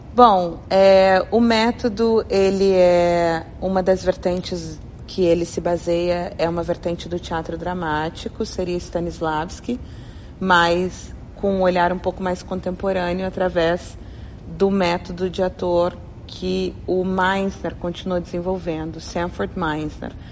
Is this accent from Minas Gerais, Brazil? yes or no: no; Taubaté, São Paulo, Brazil; eu sou da terra de Mazarope, Monteiro Lobato, Hebe Camargo, Cid Moreira, Taubaté, interior de São Paulo. Foi onde eu nasci, tenho muito orgulho da minha terra